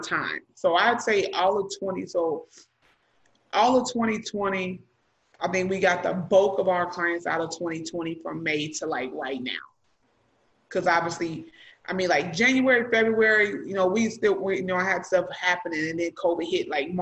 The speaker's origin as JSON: {"language": "English", "region": "Illinois", "country": "United States", "tie": "born or raised there", "also_born_or_lived": "Missouri / Texas", "moved": "yes", "said": "I was born in Illinois."}